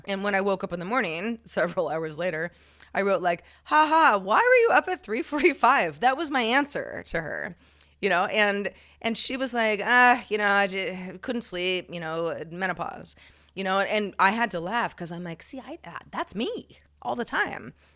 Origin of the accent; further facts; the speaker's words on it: California, United States; growing up in California, where Spanish is, is very prevalent